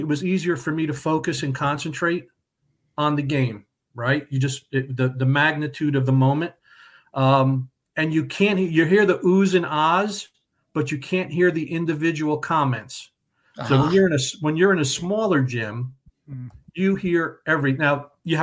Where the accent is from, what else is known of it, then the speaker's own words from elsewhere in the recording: Middlesex, New Jersey, United States; I grew up in Middlesex. I'm a Central Jersey guy all my life.